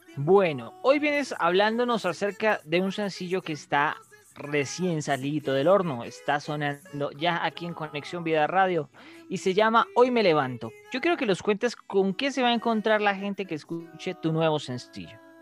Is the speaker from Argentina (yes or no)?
no; Colombia; como la sabemos dar los colombianos